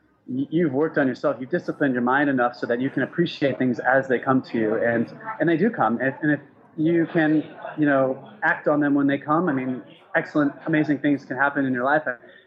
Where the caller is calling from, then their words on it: Thailand; I'm calling in from Thailand. I'm at a Starbucks.